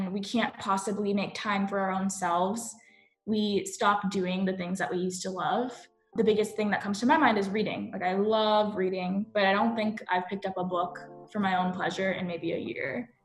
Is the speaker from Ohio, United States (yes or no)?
no; Sugar Land, Texas, United States; also born or lived in Chicago; now in Cary, United States; where I grew up and the place that I kind of resonate most with is Sugar Land, Texas.